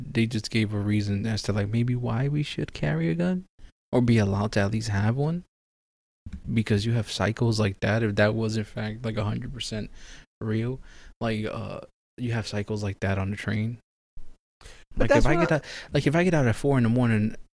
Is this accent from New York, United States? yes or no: yes; New York City, New York, United States; We're both born and raised in the Bronx